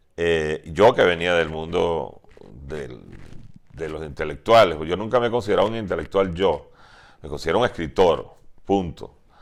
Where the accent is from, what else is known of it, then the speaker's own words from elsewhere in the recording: Venezuela; also born or lived in Tennessee, United States; los pocos venezolanos que estábamos